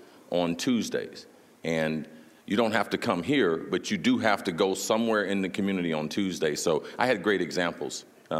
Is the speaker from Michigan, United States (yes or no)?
no; Middletown, Ohio, United States; I grew up in Middletown, Ohio.